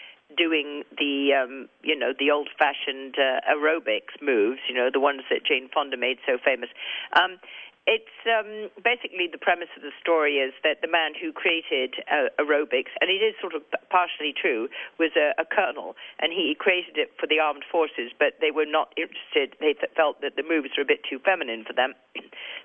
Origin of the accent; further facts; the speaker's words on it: England, United Kingdom; accent: English; my English accent